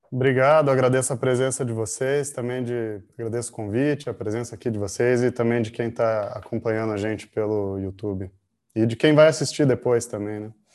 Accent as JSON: {"language": "Portuguese", "region": "São Paulo coast", "country": "Brazil", "tie": "born or raised there", "said": "nasci em São Paulo. E muito cedo foi recomendado que, que um possível tratamento, porque eu vivia internado, né? É, fosse que meus pais tentassem sair de São Paulo."}